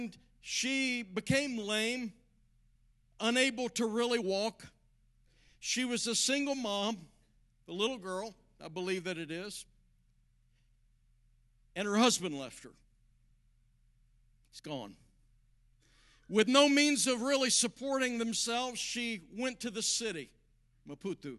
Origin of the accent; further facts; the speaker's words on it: southern West Virginia, United States; moved away; I grew up in southern West Virginia